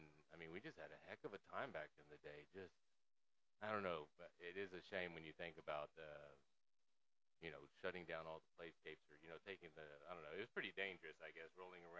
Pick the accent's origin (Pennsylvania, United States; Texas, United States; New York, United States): Texas, United States; Austin; born and raised in Austin, South Austin, Southwest Austin, near the Oak Hill area.